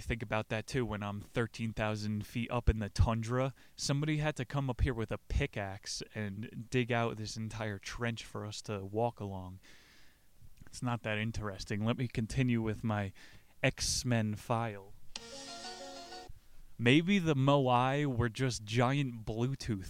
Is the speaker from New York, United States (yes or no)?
yes; outside of New York City, United States; I grew up outside of New York City